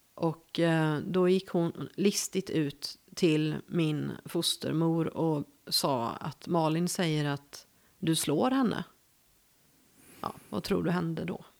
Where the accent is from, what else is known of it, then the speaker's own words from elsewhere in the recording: Gothenburg, Västra Götaland, Sweden; accent: west coast; moved away as an adult; now in Värmland, Sweden; jag är född i Göteborg